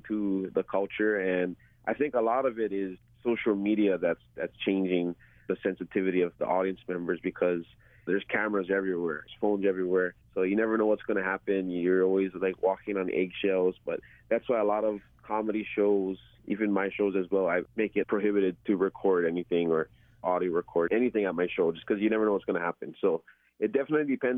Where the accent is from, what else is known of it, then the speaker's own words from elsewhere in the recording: Oahu, Hawaii, United States; my hometown on Oahu